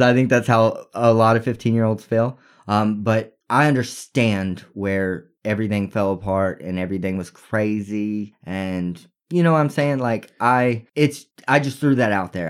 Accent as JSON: {"language": "English", "region": "Texas", "country": "United States", "said": "We're from Texas"}